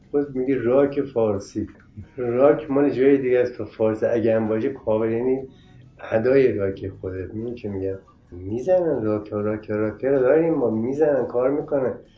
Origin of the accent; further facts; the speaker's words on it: Iran; خودم ایرانی هستم